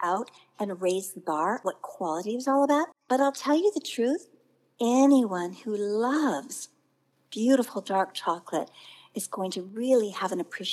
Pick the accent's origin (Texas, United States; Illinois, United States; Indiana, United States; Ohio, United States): Indiana, United States; moved away; also born or lived in New York; growing up in the Midwest in Indiana